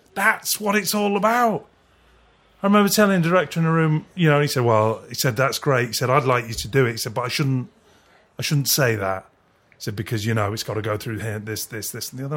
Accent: Culcheth, North West England, United Kingdom; also born or lived in Leigh, Lancashire / Brighton; now in West Sussex, United Kingdom; I grew up in a place called Culcheth

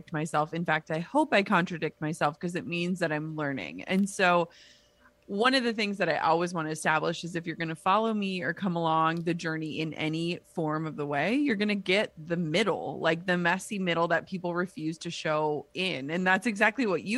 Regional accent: Midwest, United States; now in Minnesota, United States; I grew up in the Midwest

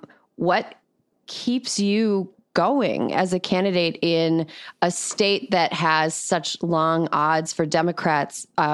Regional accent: Frederic, Wisconsin, United States; moved away; I'm from the 7th District. I grew up in Frederick.

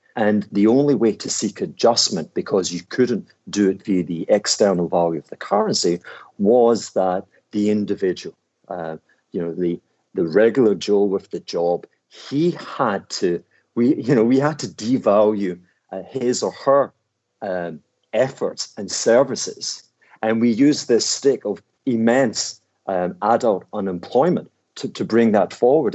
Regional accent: Glasgow, Scotland, United Kingdom; I am this Glaswegian thug

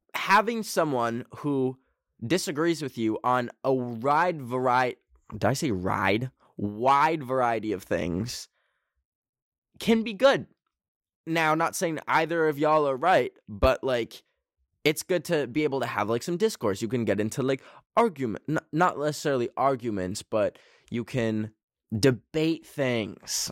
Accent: Canada; I'm a Canadian

